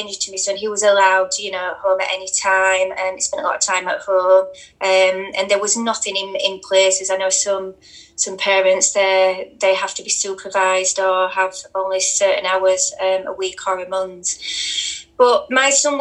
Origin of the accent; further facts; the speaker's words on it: Rotherham, Yorkshire and the Humber, United Kingdom; there was over 1,400 children in my hometown